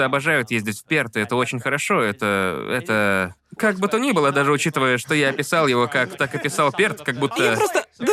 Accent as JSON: {"language": "Russian", "town": "Perth", "region": "Western Australia", "country": "Australia", "tie": "born or raised there", "moved": "yes", "said": "я съездил из Перта, Западная Австралия, где я родился"}